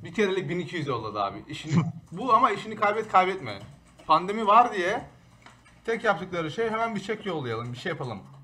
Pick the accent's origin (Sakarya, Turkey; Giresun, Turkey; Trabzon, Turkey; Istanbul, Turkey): Istanbul, Turkey; moved away as an adult; now in Boston, United States; tüm hayatım önce İstanbul'daydım. Üniversite sonuna kadar. Ondan sonra buraya taşındım.